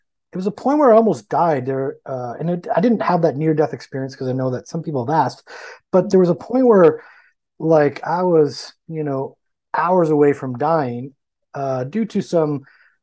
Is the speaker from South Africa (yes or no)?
no; Canada; I'm from Canada